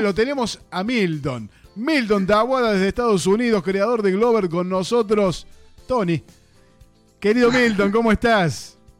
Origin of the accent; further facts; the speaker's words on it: Argentina; soy un, un argentino más